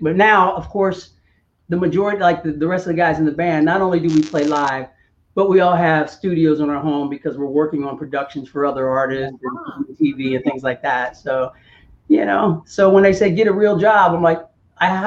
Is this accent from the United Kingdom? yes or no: no; Cincinnati, Ohio, United States; moved away; I'm from Cincinnati